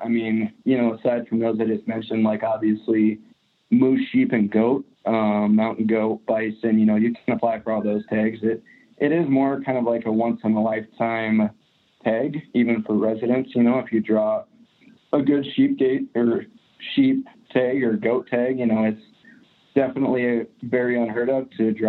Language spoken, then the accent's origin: English; Glendive, Montana, United States; now in Missoula, United States; I grew up in Glendive, which is about as far east of Montana as you can go. So really, you know, I grew up and I'm living currently in the same state